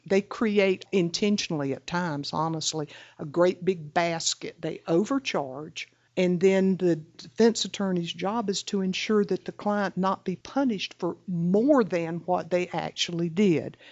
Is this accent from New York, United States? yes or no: no; the Deep South, Florida, United States; I was raised in the Deep South